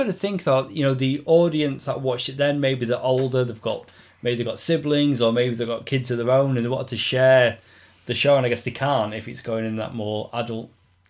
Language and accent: English; United Kingdom; I'm more of a Marmite guy, being British.